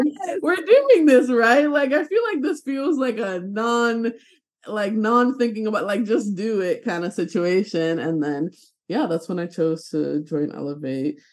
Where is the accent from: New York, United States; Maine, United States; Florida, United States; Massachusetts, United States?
New York, United States; New York City; moved away as an adult; now in Burlington, Vermont, United States; I'm originally from New York City, born and raised